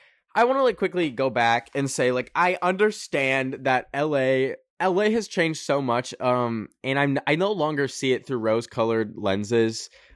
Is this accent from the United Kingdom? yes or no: no; Canada; I don't want to be one of y'all. I'm a Canadian, baby.